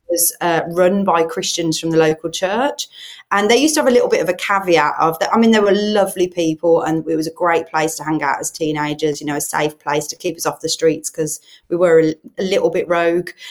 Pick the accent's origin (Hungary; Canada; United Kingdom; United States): United Kingdom; Birmingham, West Midlands; accent: Brummie; now in Solihull, United Kingdom; I'm a Brummie, which means I'm from Birmingham, but I actually live in Solihull